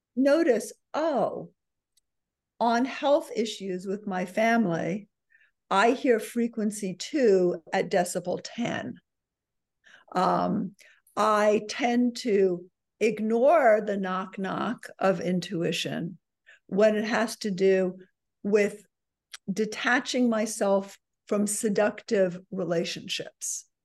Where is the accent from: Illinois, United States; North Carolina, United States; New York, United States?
New York, United States; New York City; I'm a New Yorker